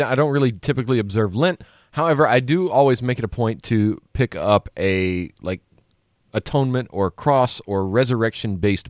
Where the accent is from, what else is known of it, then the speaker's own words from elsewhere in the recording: Louisiana, United States; I grew up in Louisiana.